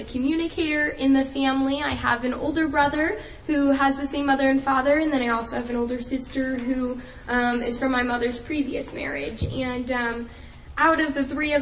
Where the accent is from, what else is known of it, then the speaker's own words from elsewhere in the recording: New Jersey, United States; moved away as an adult; I am originally from New Jersey, so I lived there all my life before coming to college here.